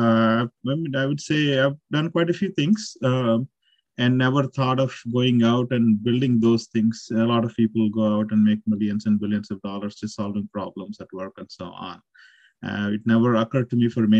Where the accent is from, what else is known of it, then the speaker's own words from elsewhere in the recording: Nandyal, Andhra Pradesh, India; moved away as an adult; also born or lived in Calicut, India; now in Austin, United States; I'm originally born and brought up in Andhra Pradesh, a town called Nandyal in Kurnool district